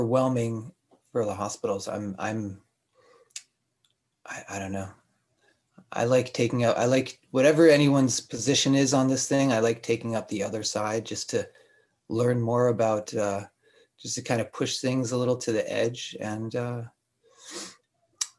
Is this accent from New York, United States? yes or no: no; Rhode Island, United States; now in Montreal, Canada; I grew up in Rhode Island where it's wet.